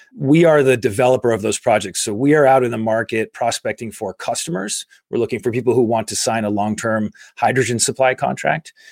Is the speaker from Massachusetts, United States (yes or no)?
yes; Carlisle, Massachusetts, United States; I grew up in Carlisle, Massachusetts, a small